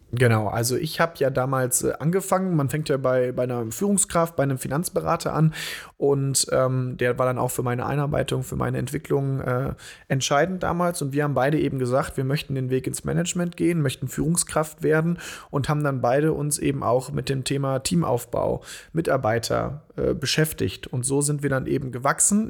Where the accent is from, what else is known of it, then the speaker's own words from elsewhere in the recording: Bonn, North Rhine-Westphalia, Germany; wir kommen ja hier aus Bonn, wohnen hier